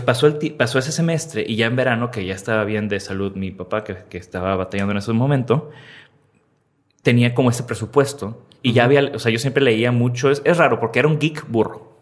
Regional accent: Tampico, Tamaulipas, Mexico; now in Monterrey, Mexico; hubo la primera computadora en mi casa, allá en Tampico, yo soy de Tampico

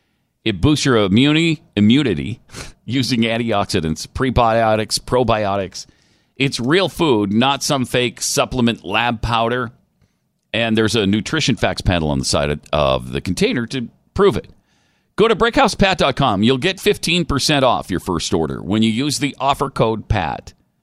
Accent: California, United States; Born and raised in Southern California, always done ketchup with grilled cheese.

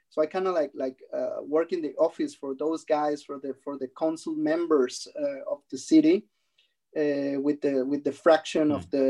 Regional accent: Mexicali, Baja California, Mexico; English is a second language; moved away as an adult; now in Germany; I come from a from a border city. It's called Mexicali, which is uh, around uh, one and a half hours away from Tijuana uh, in, at the border with San Diego. So I grew up there

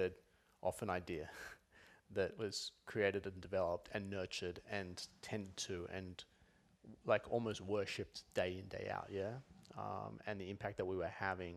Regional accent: Sydney, New South Wales, Australia; moved away as an adult; also born or lived in Los Angeles; now in Melbourne, Australia; So, 03, I moved from Sydney to Melbourne, moved to a one-bedroom apartment, and first time out of home.

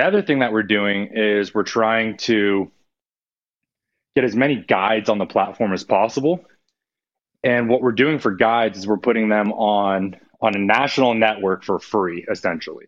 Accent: California, United States; moved away as an adult; also born or lived in Louisiana; I grew up duck hunting in California

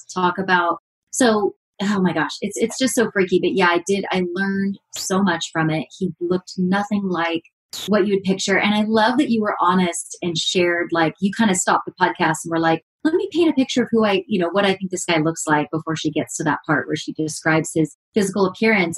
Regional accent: Redlands, California, United States; people from my hometown

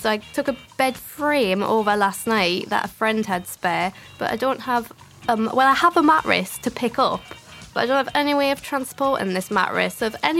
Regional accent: Newcastle upon Tyne, North East England, United Kingdom; now in London, United Kingdom; I'm from the north. I'm from Newcastle.

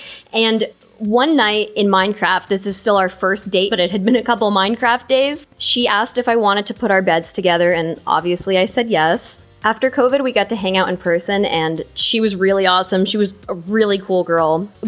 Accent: New Jersey, United States; I'm from New Jersey.

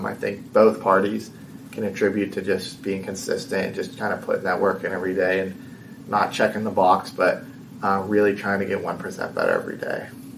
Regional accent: Bethel Park, Pennsylvania, United States; You know, I'm from Pittsburgh, I'm from Bethel Park. So In a way, it feels nice to finally kind of bring a title back for my home city.

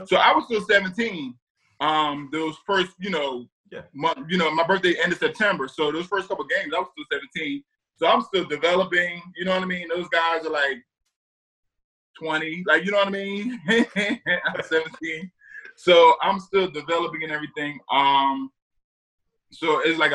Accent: New Jersey, United States; I'm from South Jersey, so an Eagles fan I was

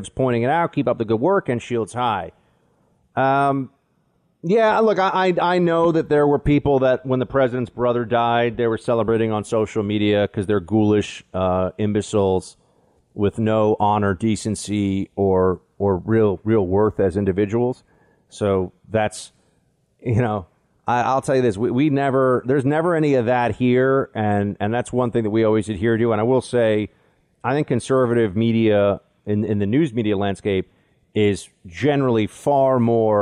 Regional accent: New York City, New York, United States; I grew up here in New York City

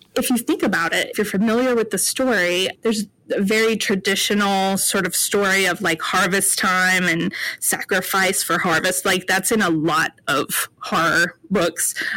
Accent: North Carolina, United States; I'm from North Carolina

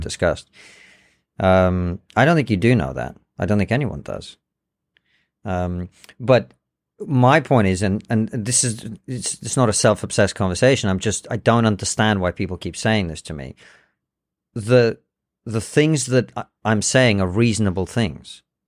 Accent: England, United Kingdom; also born or lived in Soviet Union; I was born in the Soviet Union. I speak Russian and English. I understand both cultures. I can articulate myself pretty well. I grew up in Britain

